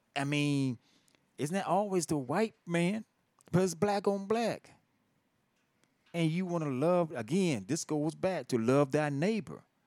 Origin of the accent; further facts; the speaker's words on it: Virginia, United States; I'm not from Richmond, Virginia, but I'm from from from Virginia